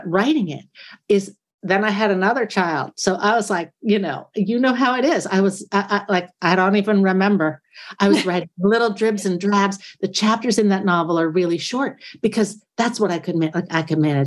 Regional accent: United States; I'm an American person

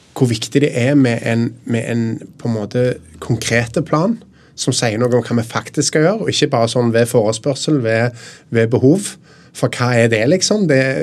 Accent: Stavanger, Rogaland, Norway; Jeg er jo fra Stavanger, der det er mye oljebransje.

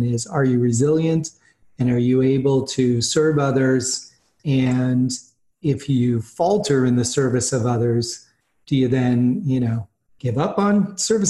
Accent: Boston, Massachusetts, United States; I grew up in Boston

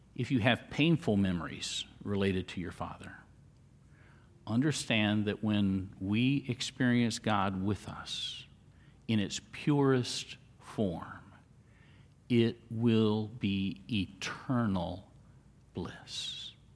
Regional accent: Central Florida, United States; also born or lived in Miami; I was born in Central Florida, uh, spent a lot of time growing up there.

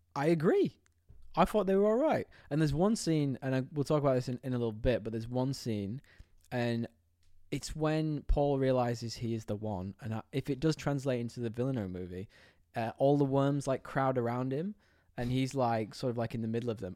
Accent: United Kingdom; moved away; I'm from this tiny little town in the U K

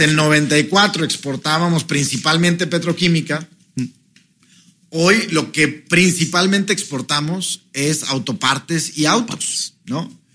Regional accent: Mexico; nosotros como mexicanos

